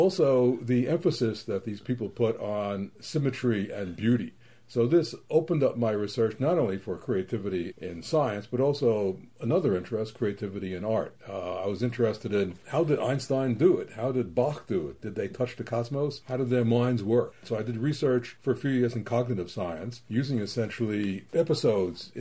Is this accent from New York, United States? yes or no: yes; New York City, New York, United States; I grew up in New York City, which is a great place for famous museums